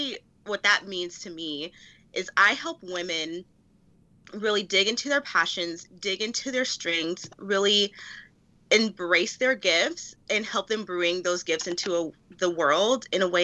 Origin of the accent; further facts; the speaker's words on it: Birmingham, Alabama, United States; I grew up in Birmingham, Alabama, born and raised. I am 28 years old. I'll be 29 next month, Taurus gang.